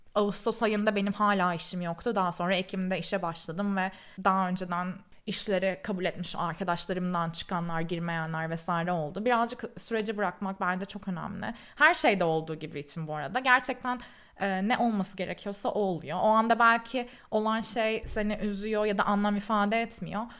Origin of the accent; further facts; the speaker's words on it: Istanbul, Turkey; moved away as an adult; also born or lived in Canada; now in London, United Kingdom; Ben İstanbul'da doğdum büyüdüm.